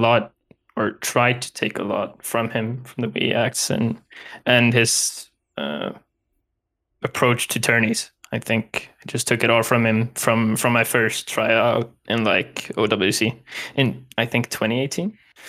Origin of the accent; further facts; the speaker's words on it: Umeå, Västerbotten County, Sweden; also born or lived in Skellefteå; I was born in Skellefteå. It's like 10 or 15 Swedish miles. So it's not even far from here. Still in the north. I lived there until I was like 4 years old, so I barely remember anything from there. And then from that I moved a bit around in Umeå